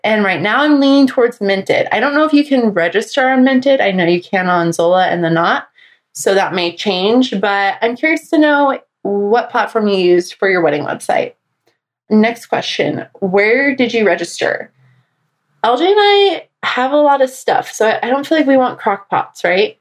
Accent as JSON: {"language": "English", "region": "Arizona", "country": "United States", "tie": "born or raised there", "also_born_or_lived": "Atlanta", "moved": "yes", "lives_now": "Washington, D.C., United States", "said": "back in my home state of Arizona"}